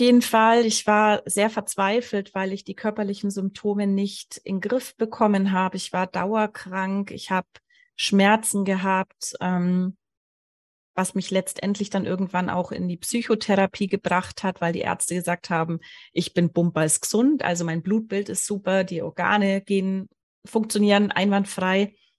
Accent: Allgäu, Bavaria, Germany; ich wurde im Allgäu geboren

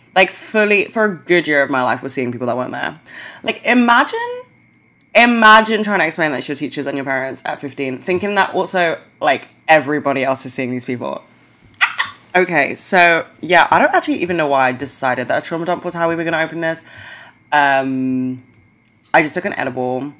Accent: London, United Kingdom; I'm from London

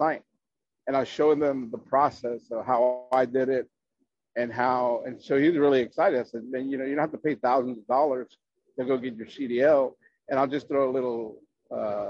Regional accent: Chicago, Illinois, United States; now in San Antonio, United States; I'm originally from Chicago

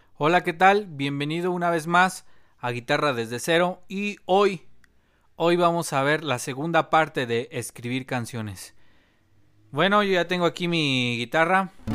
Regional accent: Mexico; somos mexicanos

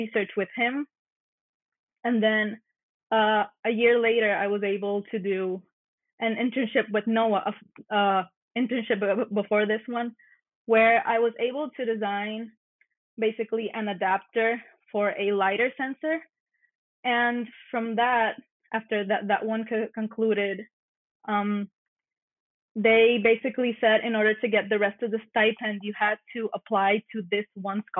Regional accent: Mayagüez, Puerto Rico; also born or lived in Narragansett, Rhode Island; I was born and raised here in Mayagüez, Puerto Rico

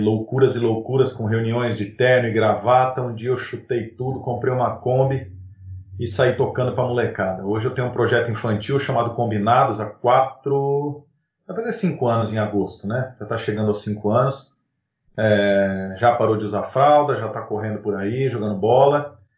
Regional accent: São José do Rio Preto, São Paulo, Brazil; eu sou de São José do Rio Preto, interior de São Paulo

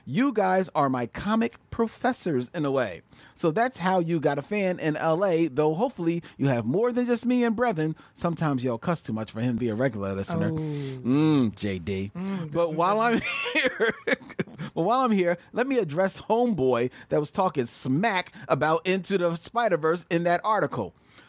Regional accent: Philadelphia, Pennsylvania, United States; moved away as an adult; now in Los Angeles, United States; First of all, I'm from Philly and moved to L.A. to work in the business.

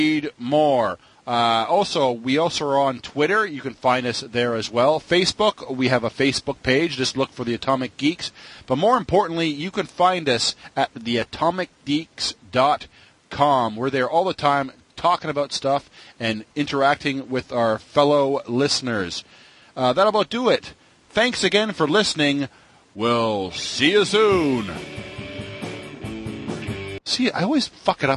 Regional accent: Canada; being as a Canadian

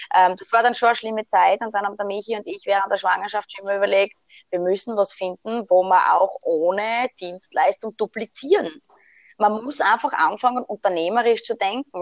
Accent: Styria, Austria; also born or lived in Switzerland; bei uns in der Steiermark, weil bei uns gibt es das gar nicht. Und bin dann tatsächlich mit 23 nach Hause gekommen

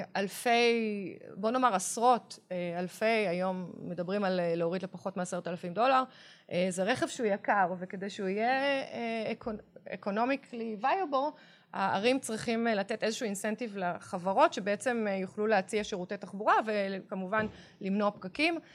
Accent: Tel Aviv, Tel Aviv District, Israel; גדלתי בעיר, נולדתי בתל

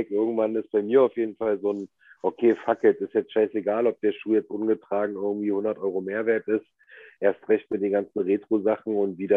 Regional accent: the East, eastern Germany, Germany; Wir kommen ja beide aus dem Osten.

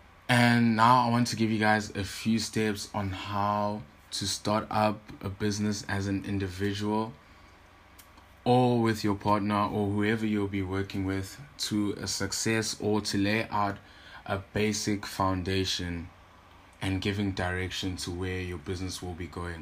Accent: Durban, KwaZulu-Natal, South Africa; I am from Durban, KwaZulu-Natal

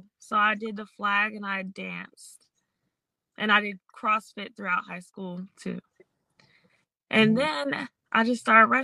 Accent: Tacoma, Washington, United States; now in North Carolina, United States; I'm from Tacoma, Washington.

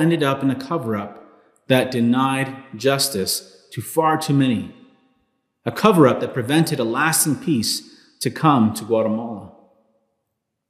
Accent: Los Angeles, California, United States; I was born in 1985 in Los Angeles, California

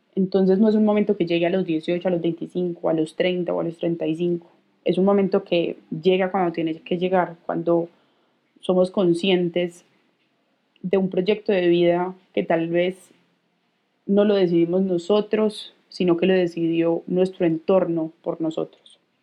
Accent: Colombia; Tengo 28 años, soy colombiana

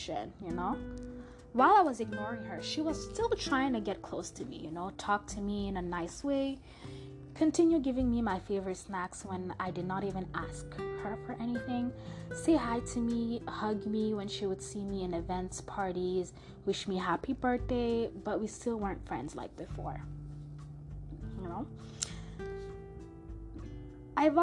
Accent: Montreal, Quebec, Canada; first language French; English is a second language; now in Toronto, Canada; the city and country I was born in, which is Montreal, Canada.

